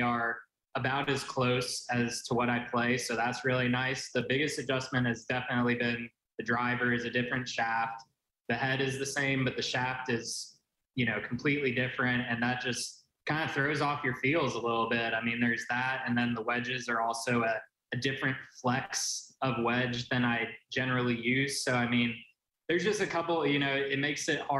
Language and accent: English; Dublin, California, United States; moved away as an adult; now in Auburn, United States; That is where I grew up. I'm a proud Bay Area native. Okay. Grew up in the East Bay Area. I'm from Dublin, California